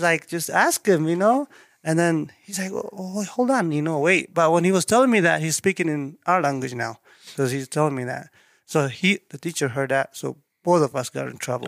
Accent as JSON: {"language": "English", "country": "Eritrea", "tie": "born or raised there", "also_born_or_lived": "Dubai, United Arab Emirates", "second_language": "English", "moved": "as an adult", "lives_now": "Idaho Falls, United States", "said": "originally, I'm from East Africa, called East. Eritrea."}